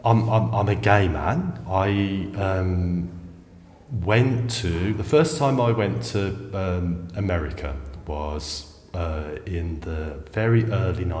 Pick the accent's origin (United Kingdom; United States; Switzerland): United Kingdom; England; came from a very small provincial city in England where there was a very small gay scene